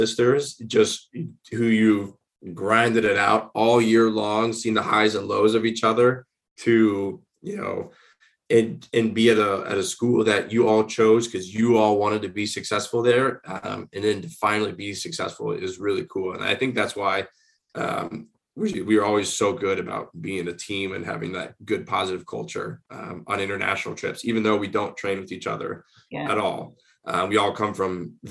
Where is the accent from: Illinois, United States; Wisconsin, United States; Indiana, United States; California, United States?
Illinois, United States; Springfield; moved away as an adult; also born or lived in North Carolina / Alabama; now in Arizona, United States; I went back to my hometown of Springfield, Illinois